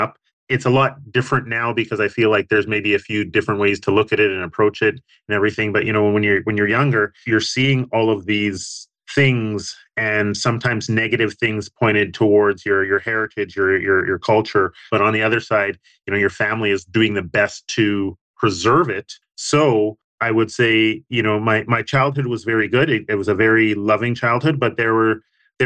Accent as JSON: {"language": "English", "town": "Winnipeg", "region": "Manitoba", "country": "Canada", "tie": "born or raised there", "said": "growing up in Winnipeg as a young man"}